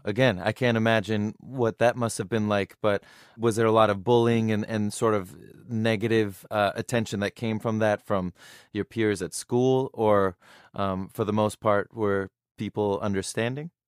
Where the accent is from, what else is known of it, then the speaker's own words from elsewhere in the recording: United States; I'm American, but I can relate to that because, you know, I, m, my background is Middle Eastern